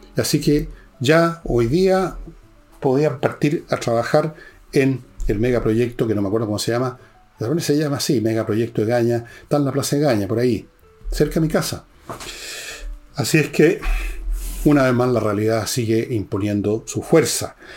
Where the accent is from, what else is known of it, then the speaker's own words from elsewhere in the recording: Santiago Metropolitan Region, Chile; yo también soy de Ñuñoa